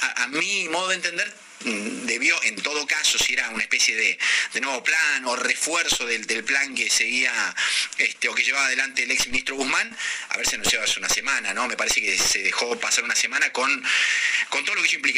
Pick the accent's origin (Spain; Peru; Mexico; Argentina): Argentina; Rafaela, Santa Fe; moved away; en provincia de Santa Fe, donde yo viví de chico en, en Rafael